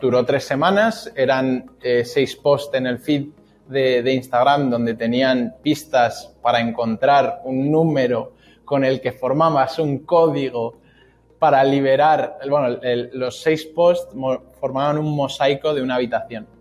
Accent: Spain; como españoles que yo, vamos, a mí yo estoy orgulloso de mi país

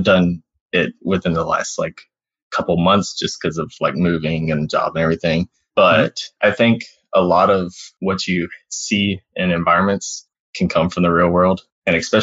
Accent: Alabama, United States; moved away as an adult; also born or lived in Florida; I grew up in Alabama

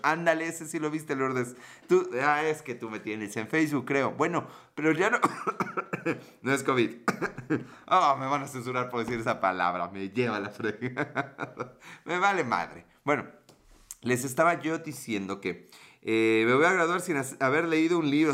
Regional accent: Mexico; como mexicano

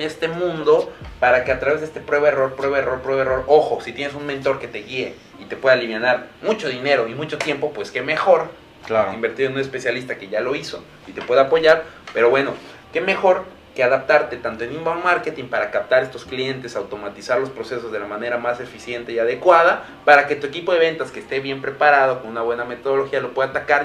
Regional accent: Mexico

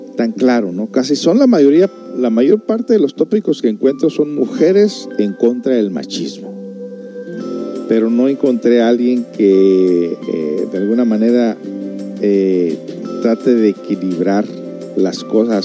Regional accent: United States; viniendo de una familia de padres mexicanos, aunque soy por allá de Estados Unidos

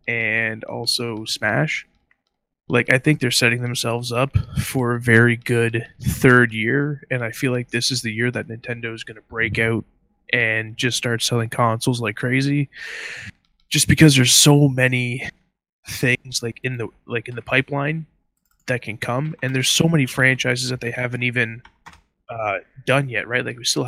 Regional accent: Canada; being Canadian

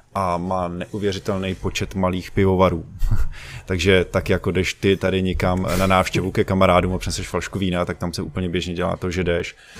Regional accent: Bohemia, Czechia; tady u nás v Čechách

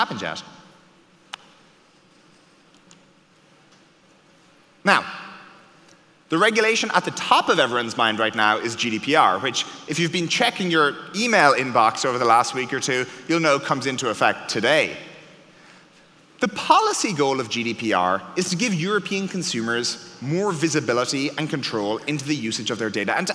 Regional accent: Ireland; I was born in Ireland

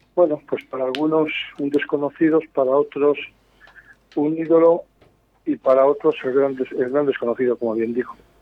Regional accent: Cigales, Castile and León, Spain; yo sabes que soy de Cigales por estar ubicado en la comarca de Cigales

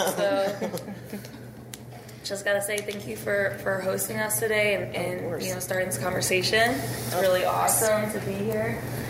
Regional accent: Cheltenham, Pennsylvania, United States; moved away as an adult; now in Pittsburgh, United States; So, yeah, I've been here for about 9 years, I guess. And I'm originally from Cheltenham, which is north side of Philadelphia. Oh. I live there my whole life. And then I moved to Pittsburgh to go to college.

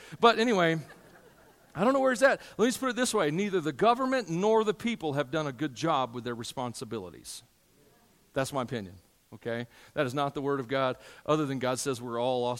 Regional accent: United States; I'm an American, and I'm proud to be an American a lot of days

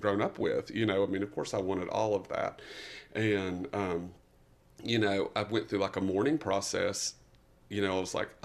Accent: East Tennessee, United States; I am from East Tennessee originally, me and ….

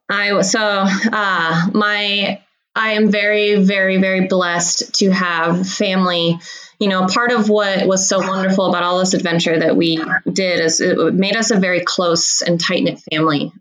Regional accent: Hood River, Oregon, United States; I grew up in Hood River, Oregon

